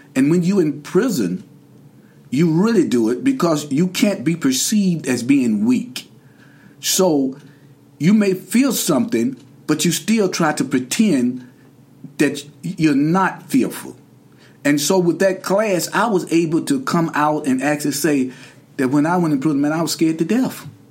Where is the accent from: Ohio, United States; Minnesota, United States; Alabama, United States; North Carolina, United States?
North Carolina, United States; Durham; I'm from Durham, North Carolina originally.